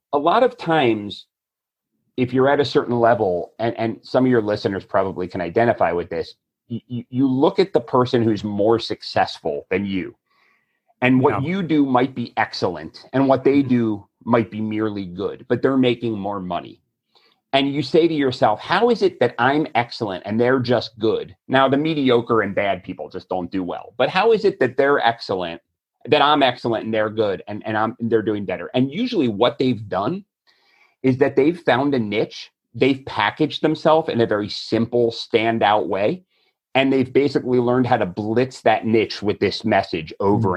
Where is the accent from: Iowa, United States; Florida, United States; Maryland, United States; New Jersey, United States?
Florida, United States; I'm from Florida